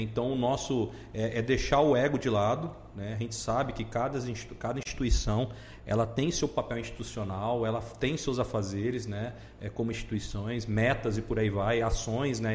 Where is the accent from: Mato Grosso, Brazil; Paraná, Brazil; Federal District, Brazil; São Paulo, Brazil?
Mato Grosso, Brazil; Cuiabá; moved away as an adult; now in Lucas do Rio Verde, Brazil; sou cuiabano, né? Tenho, tô seis anos aqui no, na região